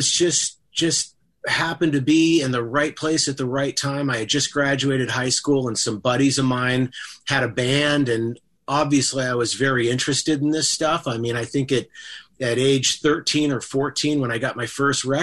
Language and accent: English; Bay Area, California, United States; I grew up in the Bay Area